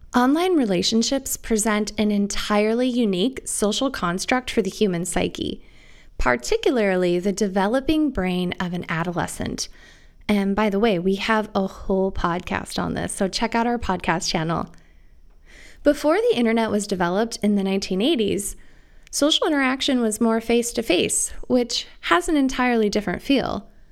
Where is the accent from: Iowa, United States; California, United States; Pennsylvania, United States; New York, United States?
Iowa, United States; moved away as an adult; also born or lived in Arizona; the relaxed community centric world I grew up in and the big city paradigm that I went to medical school in was particularly apparent to me when I moved from the Midwest to Arizona for medical school. Picture Iowa in the 80s and 90s